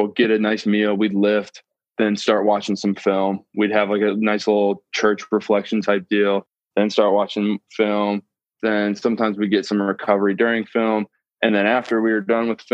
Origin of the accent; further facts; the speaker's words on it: Akron, Ohio, United States; I'm actually from Akron, Ohio